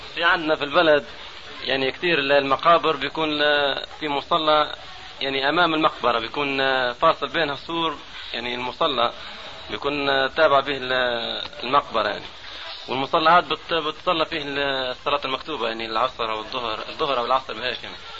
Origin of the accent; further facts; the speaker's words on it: Egypt; عندنا في مصر